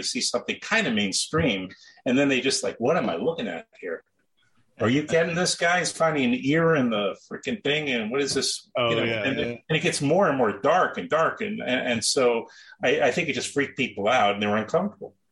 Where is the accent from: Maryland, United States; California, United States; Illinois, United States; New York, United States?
New York, United States; New York City; I'm from Queens